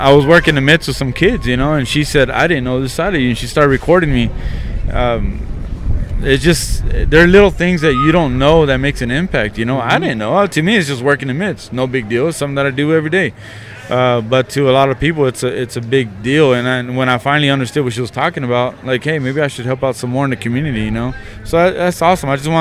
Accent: Midland, Texas, United States; since I was from Midland

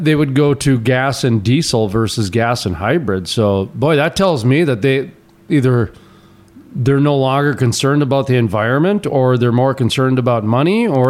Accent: North Dakota, Minnesota, United States; I grew up in Minnesota, in North Dakota. And in Minnesota especially, we've got 10,000 lakes

